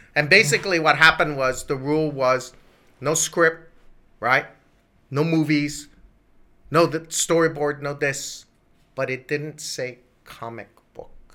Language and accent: English; Hawaii, United States; moved away as an adult; growing up in Hawaii